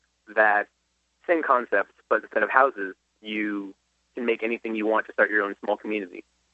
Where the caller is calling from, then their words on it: Bradenton, Florida, United States; I'm calling from Bradenton